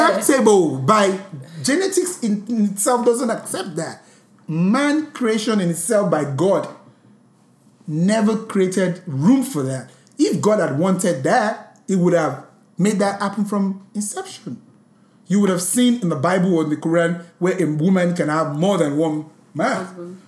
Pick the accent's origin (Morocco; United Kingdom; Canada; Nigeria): Nigeria; a Nigerian Born, bred. I'm so Nigerian.